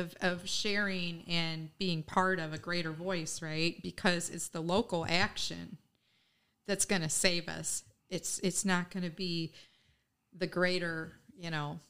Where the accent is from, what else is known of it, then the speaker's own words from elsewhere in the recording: the South, United States; now in Oshkosh, United States; I'm not a native Wisconsin. I didn't grow up in Wisconsin. I moved here 25 years ago from the South.